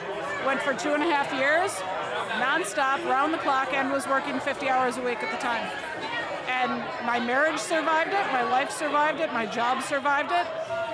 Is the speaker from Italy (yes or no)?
no; Milwaukee, Wisconsin, United States; I grew up in Milwaukee.